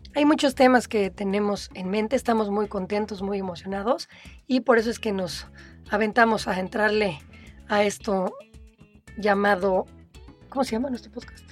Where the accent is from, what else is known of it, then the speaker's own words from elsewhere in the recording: Mexico City, Mexico; moved away as an adult; also born or lived in Playa del Carmen; Nací en la Ciudad de México, durante casi toda mi vida fui un orgulloso chilango